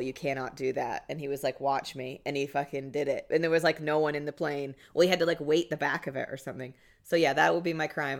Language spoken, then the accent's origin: English; Seattle, Washington, United States; moved away; also born or lived in New York; I'm from Seattle